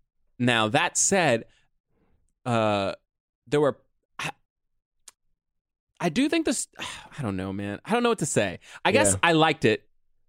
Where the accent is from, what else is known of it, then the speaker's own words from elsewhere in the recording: New York City, New York, United States; and I was born in Harlem